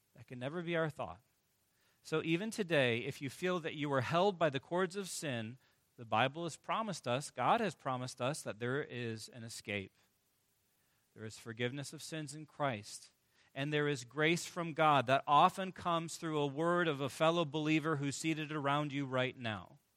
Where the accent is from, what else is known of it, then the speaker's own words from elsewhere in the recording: Michigan, United States; I hail from Michigan